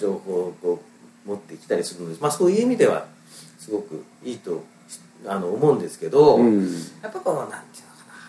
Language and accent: Japanese; Miyazaki, Japan; 僕たち宮崎出身